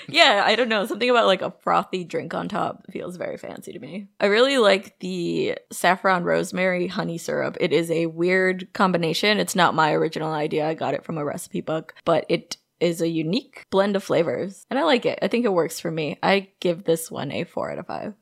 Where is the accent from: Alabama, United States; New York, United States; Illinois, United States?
Illinois, United States; Chicago; We're from Chicago